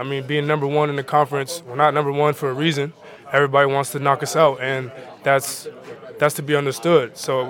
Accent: Seattle, Washington, United States; moved away; That's where we come from. When we come from Seattle, it's really a place of just a lot of competition

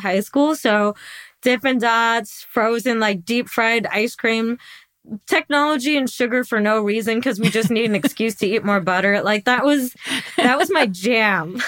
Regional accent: Midwest, United States; I grew up in the Midwest

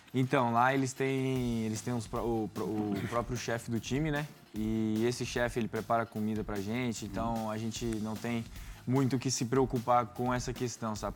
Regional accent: Brazil; moved away; also born or lived in United States; a gente vem do Brasil

